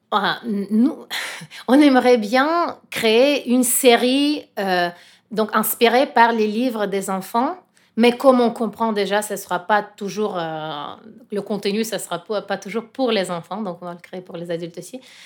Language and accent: French; Russia; French is a second language; moved away; je suis russe et je sens quand même la responsabilité pour mon pays